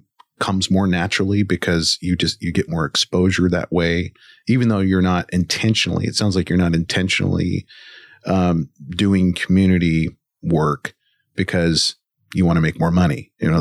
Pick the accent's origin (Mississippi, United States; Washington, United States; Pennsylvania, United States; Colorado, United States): Washington, United States; And I come from Central Washington